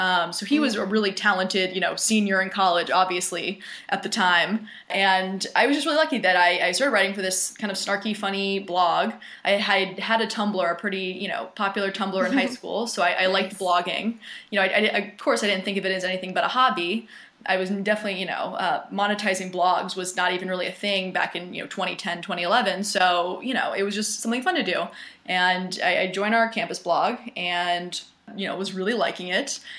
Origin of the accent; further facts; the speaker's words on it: Jacksonville, Florida, United States; moved away; also born or lived in Northeast United States; So I'm originally from the Northeast, but grew up in Jacksonville, Florida